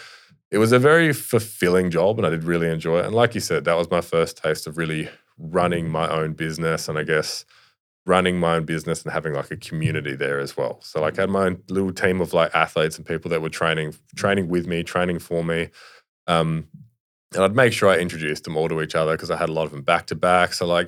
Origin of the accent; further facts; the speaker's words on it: Sydney, New South Wales, Australia; born there; Like I said, I was born in Sydney, but like I didn't have any mates there or anything like that.